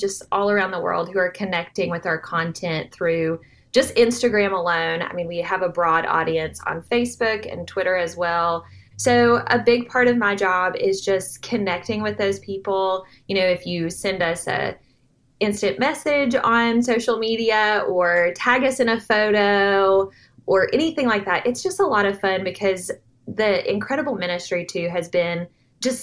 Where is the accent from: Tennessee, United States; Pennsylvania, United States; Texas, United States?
Tennessee, United States; Nashville; I grew up around Nashville. I like to call myself a Nashville native